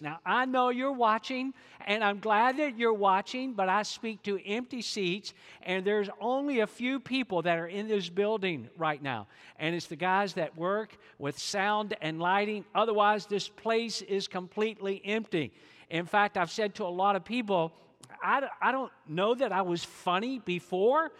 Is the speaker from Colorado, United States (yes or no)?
no; Georgia, United States; I'm from Georgia, and you think I can't talk quick